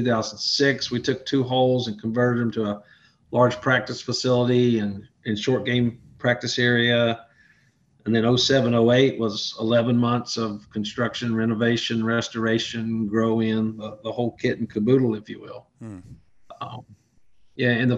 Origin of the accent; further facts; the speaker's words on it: Castlewood, Virginia, United States; also born or lived in Charlotte; now in Lexington, United States; my hometown of Castlewood, Virginia